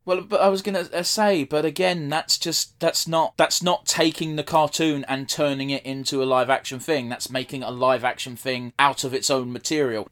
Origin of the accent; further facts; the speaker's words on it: United Kingdom; being British